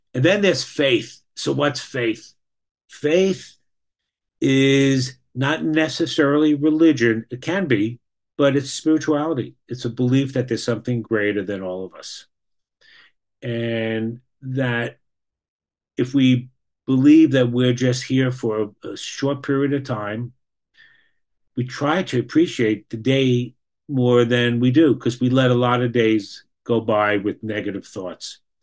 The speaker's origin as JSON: {"language": "English", "region": "New York", "country": "United States", "tie": "born or raised there", "moved": "as an adult", "lives_now": "Boston, United States", "said": "I was educated in New York. I grew up in New York. I live in Boston the last 40 years"}